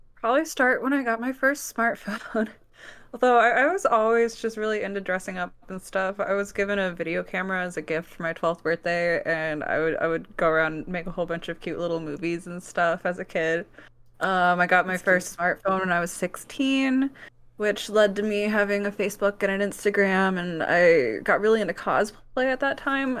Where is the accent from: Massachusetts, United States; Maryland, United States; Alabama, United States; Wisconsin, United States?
Wisconsin, United States; now in Kansas City, United States; I was born on the Organic Valley Farm, actually, in Wisconsin